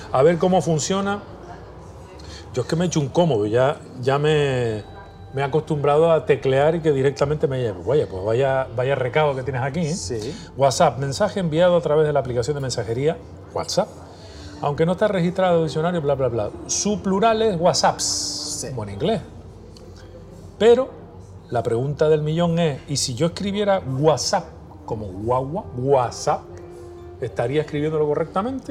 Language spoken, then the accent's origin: Spanish; Canary Islands, Spain; le cantamos a nuestra manera de hablar y a nuestra manera de escribir en las Islas Canarias